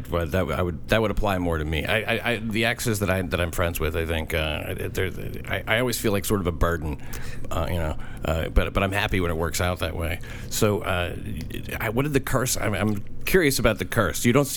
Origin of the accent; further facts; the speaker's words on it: Southern United States, United States; then I'm from the South.